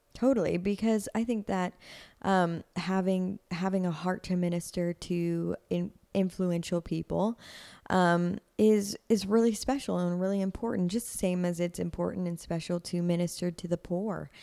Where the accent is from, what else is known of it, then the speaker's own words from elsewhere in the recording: Nashville, Tennessee, United States; I'm like third generation Nashvilleian.